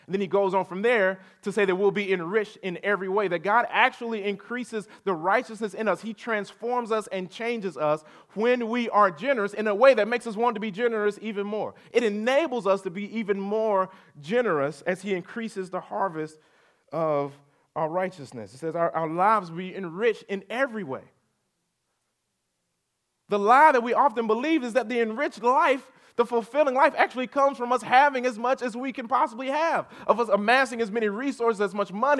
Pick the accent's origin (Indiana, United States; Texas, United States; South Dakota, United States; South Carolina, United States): South Carolina, United States; Chester; A couple weeks ago, so I grew up in Chester, South Carolina.